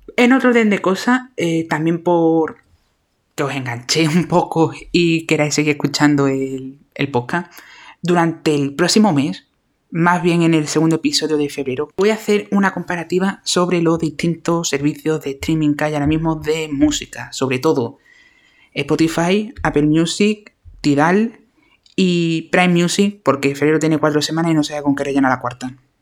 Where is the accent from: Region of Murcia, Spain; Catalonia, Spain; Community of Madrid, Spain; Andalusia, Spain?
Andalusia, Spain; accent: Andalusian; mi maravilloso acento andaluz